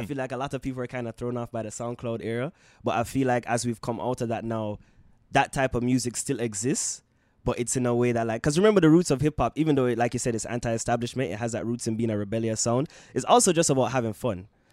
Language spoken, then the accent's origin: English; Jamaica; now in Canada; growing up in Jamaica